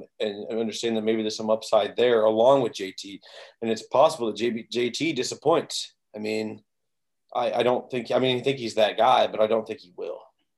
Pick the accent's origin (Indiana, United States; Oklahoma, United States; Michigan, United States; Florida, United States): Indiana, United States; I grew up a Colts fan. I'm from Indiana. I live in Indiana right now.